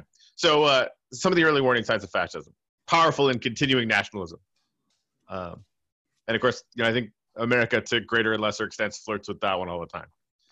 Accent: Canada; but that's cool, I'm Canadian.

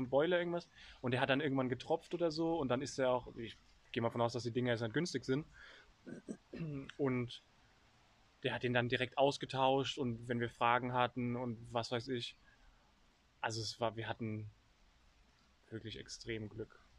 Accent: Germany; als Deutscher

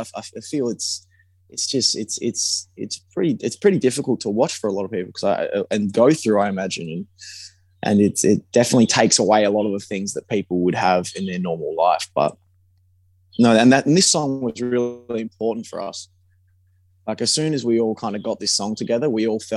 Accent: Perth, Western Australia, Australia; about home, you know, about growing up in Perth

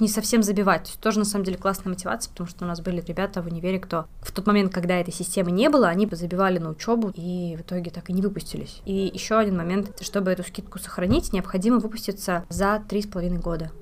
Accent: Saint Petersburg, Russia; moved away as an adult; now in Finland; Я вообще родом из Санкт-Петербурга, переехала сюда, поступив в университет после 11 класса

